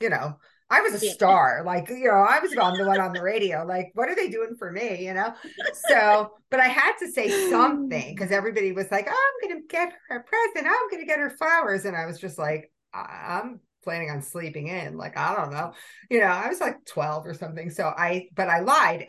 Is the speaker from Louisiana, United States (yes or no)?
no; New York City, New York, United States; I grew up in Brooklyn